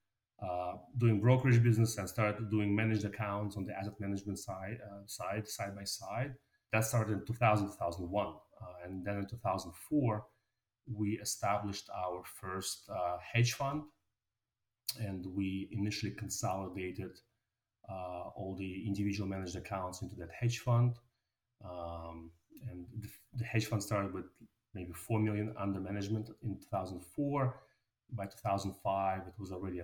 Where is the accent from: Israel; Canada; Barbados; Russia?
Russia; Moscow; moved away; also born or lived in New York City, United States; I was born in Moscow, Russia, and I came to New York with my parents. I went to a very normal public high school in New York City